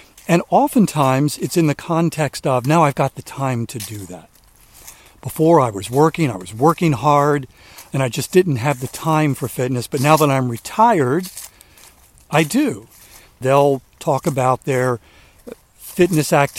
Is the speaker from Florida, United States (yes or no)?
no; Maryland, United States; moved away as an adult; now in South Carolina, United States; we moved here from Maryland 3 years ago, because I'd lived my entire life in Maryland